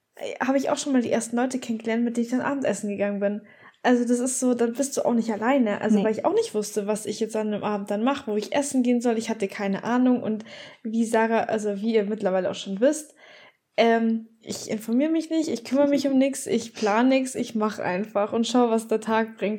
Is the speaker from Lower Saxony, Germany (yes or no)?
no; Bavaria, Germany; moved away; ich komme ja aus Bayern und wir haben halt unsere Oktoberfest und so in München